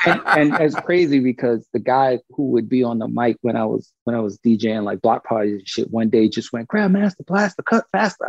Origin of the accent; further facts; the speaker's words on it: Brooklyn, New York, United States; also born or lived in Panama; I was born I was born in Panama, but raised in Brooklyn